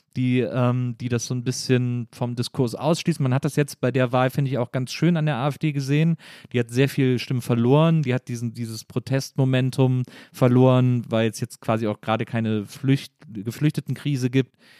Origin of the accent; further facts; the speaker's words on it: Germany; als Deutsche